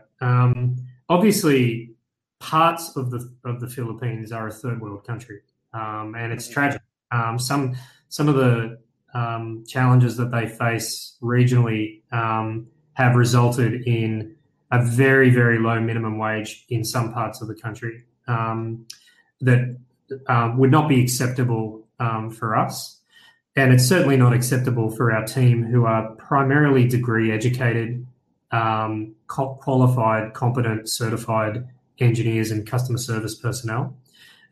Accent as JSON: {"language": "English", "country": "Australia", "said": "I'm from Australia"}